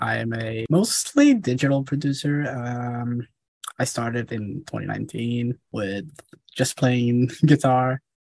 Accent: Somalia; now in Norway; I'm in Norway. I'm originally from Somalia.

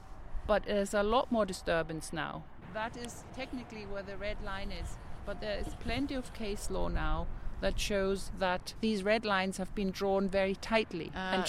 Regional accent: Germany; English is a second language; moved away as an adult; now in Northern Ireland, United Kingdom; I came from Germany and I thought, this is unbelievable. Northern Ireland is like paradise. I was a young person then. I was about 20. I had worked in Germany in conservation.

